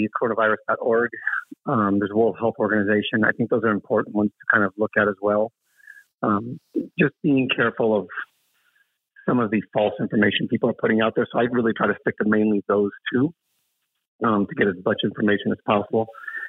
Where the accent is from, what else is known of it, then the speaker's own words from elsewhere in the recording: Colombia; Now, I'm from Colombia. I love coffee. It's in my blood